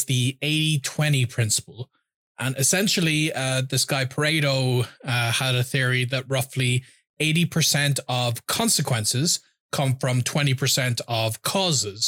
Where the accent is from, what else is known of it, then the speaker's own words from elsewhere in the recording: Ireland; I'm from Ireland.